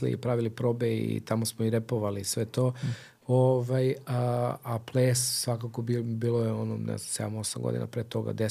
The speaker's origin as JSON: {"language": "Croatian", "region": "Belgrade", "country": "Serbia", "tie": "born or raised there", "said": "mi smo kao klinci sa Čubore"}